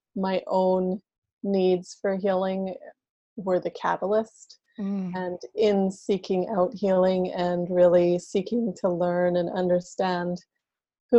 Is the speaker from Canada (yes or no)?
yes; Canada; I'm from Canada